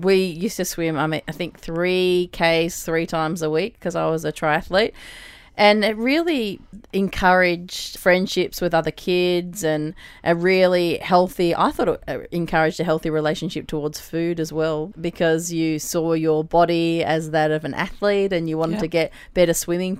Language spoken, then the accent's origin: English; Australia; as an Aussie